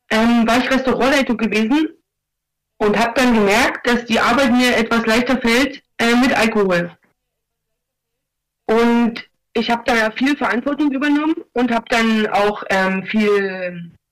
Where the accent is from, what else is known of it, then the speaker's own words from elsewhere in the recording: eastern Germany, Germany; Das Lustige ist, ich komme, also ich komme aus dem Osten, ich bin hierher gekommen, ich hatte noch nie was mit Drogen zu tun gehabt.